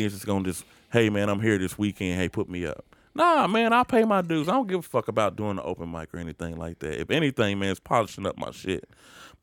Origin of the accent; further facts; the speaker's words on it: Indianapolis, Indiana, United States; I'm from Indianapolis